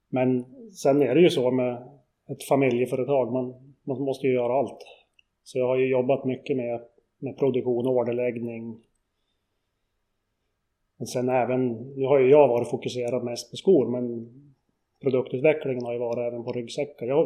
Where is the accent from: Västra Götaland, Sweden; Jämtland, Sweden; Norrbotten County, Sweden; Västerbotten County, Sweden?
Jämtland, Sweden; Kluk; Jag är uppvuxen